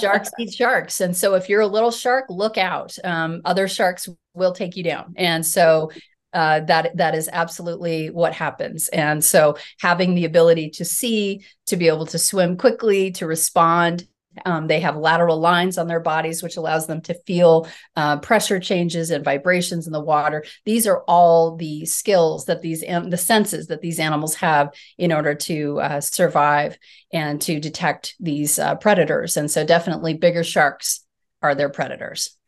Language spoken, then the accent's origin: English; Colorado, United States; I'm a Colorado native. I grew up in Colorado